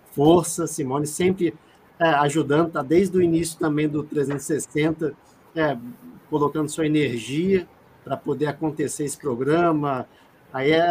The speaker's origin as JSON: {"language": "Portuguese", "town": "Belo Horizonte", "region": "Minas Gerais", "country": "Brazil"}